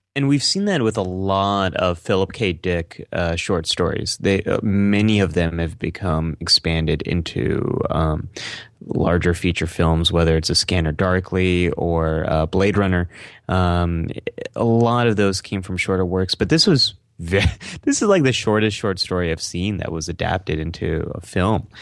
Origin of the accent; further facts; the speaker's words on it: San Francisco Bay Area, California, United States; I grew up in the San Francisco Bay